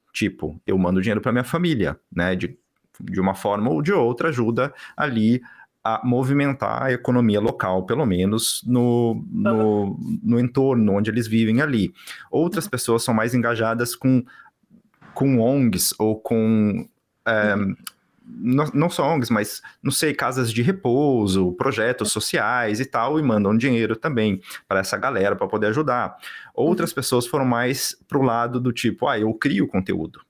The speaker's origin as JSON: {"language": "Portuguese", "country": "Brazil", "moved": "yes", "lives_now": "Vancouver, Canada", "said": "Nós, como brasileiros que moramos fora do Brasil"}